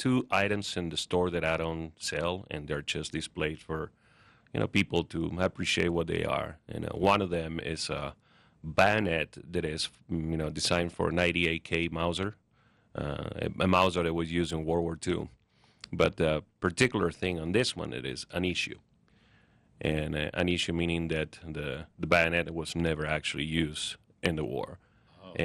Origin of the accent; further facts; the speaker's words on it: Buenos Aires, Argentina; moved away as an adult; now in United States; I've been collecting since I moved to America 21 years ago. I was born in Argentina, Buenos Aires